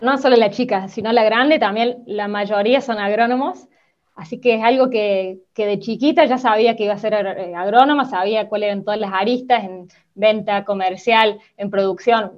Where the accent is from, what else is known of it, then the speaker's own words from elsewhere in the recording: Córdoba, Argentina; yo soy nacida en Córdoba ciudad, pero papá se pasó toda mi infancia eh, trabajando en el campo